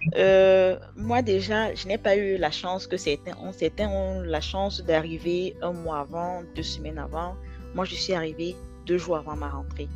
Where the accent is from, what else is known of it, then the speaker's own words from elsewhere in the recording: Douala, Littoral, Cameroon; moved away as an adult; now in France; je viens de Douala, donc euh, Douala, très très chaud